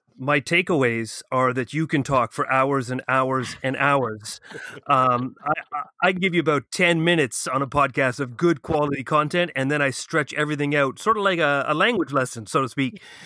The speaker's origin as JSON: {"language": "English", "town": "Ottawa", "region": "Ontario", "country": "Canada", "moved": "as an adult", "lives_now": "Toronto, Canada", "said": "I'm from Ottawa"}